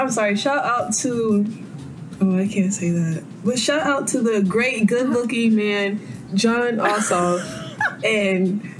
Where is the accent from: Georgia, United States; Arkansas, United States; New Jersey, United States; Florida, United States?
Georgia, United States; DeKalb County and Gwinnett County; I moved from DeKalb to Gwinnett.